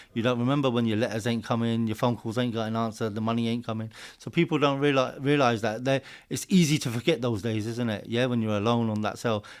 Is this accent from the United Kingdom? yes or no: yes; Hertfordshire, East of England, United Kingdom; I'm born and raised just around the corner from here, Hertfordshire